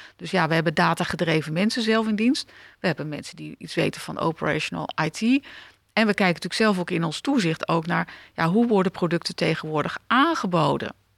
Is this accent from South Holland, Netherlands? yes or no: yes; The Hague, South Holland, Netherlands; ik ben eh, geboren in Den Haag, eh, stad achter de duinen, eh, stad met de toko's